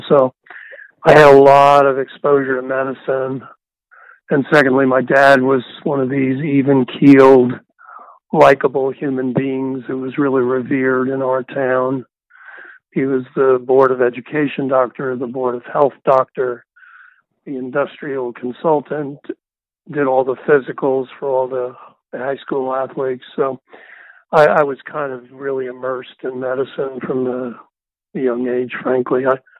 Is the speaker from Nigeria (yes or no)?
no; northern New Jersey, United States; also born or lived in New York City; grew up briefly there, and then when my dad left for World War II, my mother moved to northern New Jersey, about 15 miles from New York City, because that's where my father's large Italian family was stationed. So I grew up there.